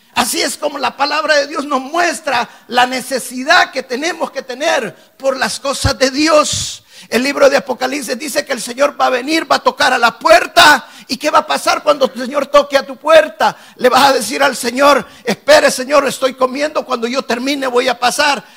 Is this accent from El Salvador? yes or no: yes; El Salvador; moved away as an adult; now in United States; yo venía a este país con la idea de poner negocios me había ido muy bien en mi país en los negocios. Y dice, me fue bien en El Salvador, me va a ir bien en Estados Unidos